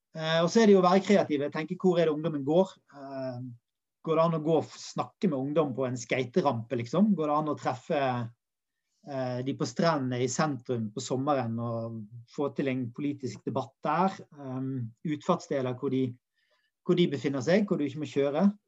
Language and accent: Norwegian; Bergen, Vestland, Norway; der jeg kommer fra, i Åsane